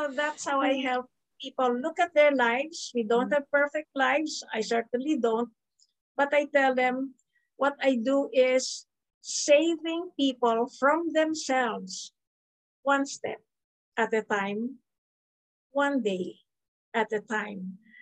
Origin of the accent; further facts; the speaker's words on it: Philippines; I am Filipino, I am based in the Philippines, and yet I didn't grow up in a local school. I grew up in a multicultural, interdenominational school